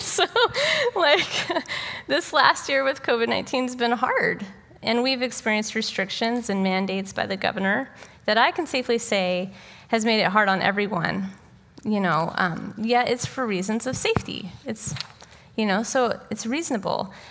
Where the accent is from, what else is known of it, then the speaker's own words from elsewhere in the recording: United States; as an American citizen